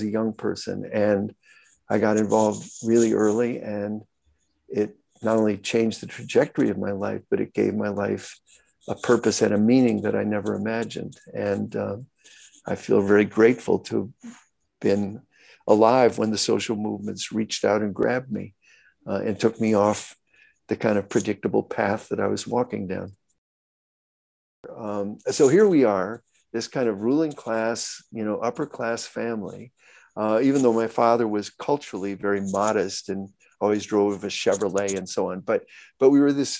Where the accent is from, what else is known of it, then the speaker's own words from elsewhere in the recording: Glen Ellyn, Illinois, United States; I grew up in Glen Ellyn, Illinois.